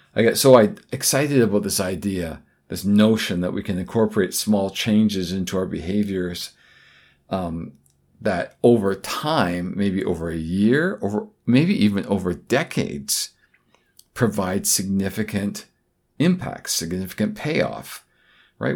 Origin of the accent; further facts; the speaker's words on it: Vancouver, British Columbia, Canada; my hometown, Vancouver, British Columbia, Canada